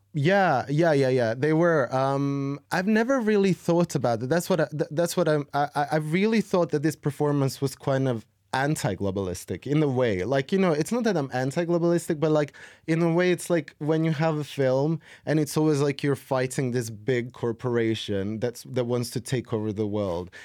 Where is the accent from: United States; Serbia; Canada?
Serbia; I've been making music since I was fifteen, sixteen in my hometown in Serbia